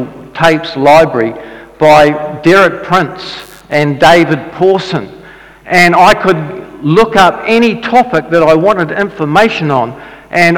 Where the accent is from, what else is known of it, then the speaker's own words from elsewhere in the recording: Dunedin, Otago, New Zealand; I grew up in Dunedin and my dad was a Baptist minister.